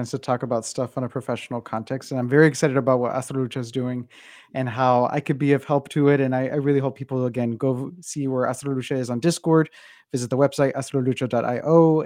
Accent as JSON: {"language": "English", "country": "United States", "said": "being Mexican American, of somebody who comes from the border"}